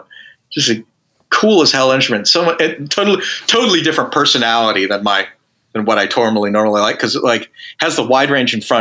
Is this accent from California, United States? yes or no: no; Dallas, Texas, United States; I grew up in Dallas, Texas